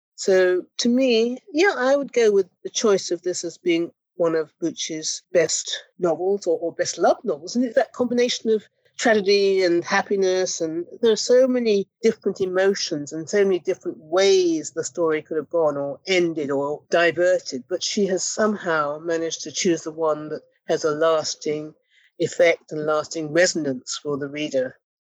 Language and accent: English; Ghana; moved away; We were both young West African women. I'm from Ghana